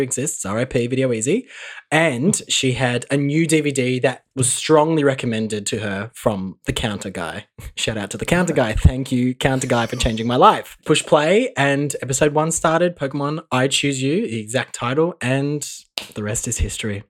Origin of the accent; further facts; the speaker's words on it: Mildura, Victoria, Australia; growing up in Mildura, we didn't have Channel 10